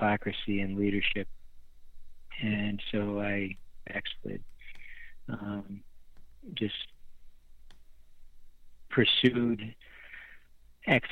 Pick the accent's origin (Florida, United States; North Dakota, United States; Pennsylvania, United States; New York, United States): New York, United States; Western; moved away as an adult; also born or lived in Texas / Tennessee; I grew up in Western New York in farm country, baling hay